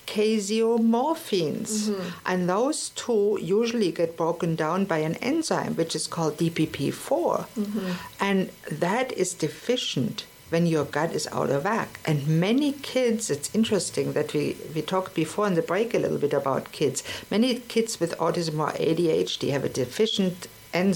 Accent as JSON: {"language": "English", "country": "Germany", "tie": "born or raised there", "moved": "yes", "said": "We didn't have it in Germany"}